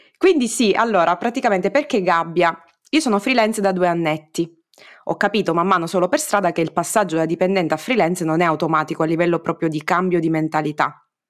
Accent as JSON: {"language": "Italian", "region": "Sicily", "country": "Italy", "said": "mi escono in romanaccio, pur essendo io siciliana"}